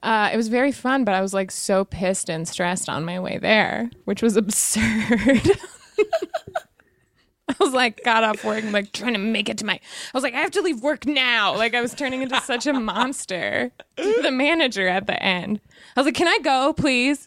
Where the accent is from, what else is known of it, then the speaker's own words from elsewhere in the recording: Lander, Wyoming, United States; I'm from Wyoming